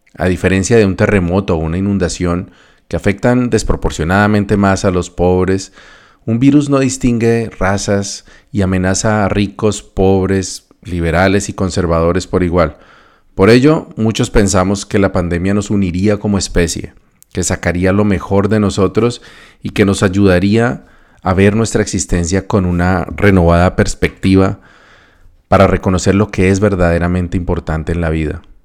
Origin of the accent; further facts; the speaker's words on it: Colombia; moved away as an adult; also born or lived in North America